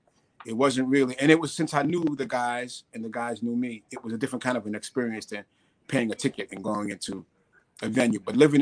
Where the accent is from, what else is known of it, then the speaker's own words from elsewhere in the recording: New York City, New York, United States; growing up in the Bronx and being around a lot of great musicians up here